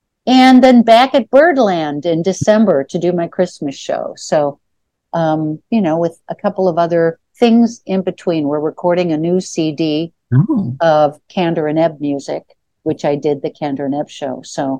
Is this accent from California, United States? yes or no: no; Chicago, Illinois, United States; so I grew up in Chicago